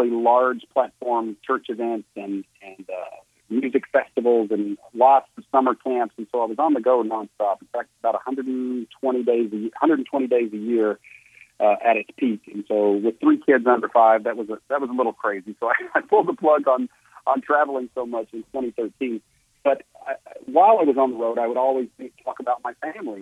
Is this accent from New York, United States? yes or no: no; Virginia, United States; now in Los Angeles, United States; I grew up in Virginia